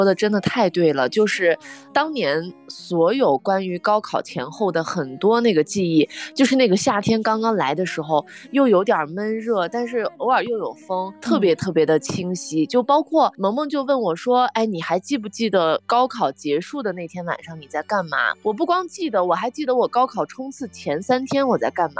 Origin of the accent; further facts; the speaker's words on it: Jiuquan, Gansu, China; 嘉峪关和我的家乡酒泉就相隔二十来公里